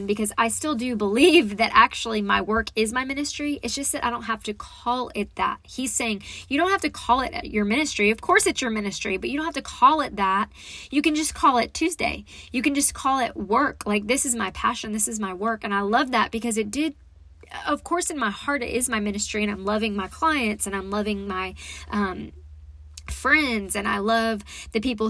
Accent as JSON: {"language": "English", "region": "Texas", "country": "United States", "also_born_or_lived": "Dallas, Texas", "said": "I come from Texas, and I was in Dallas a lot of my life, but then we moved out to East Texas"}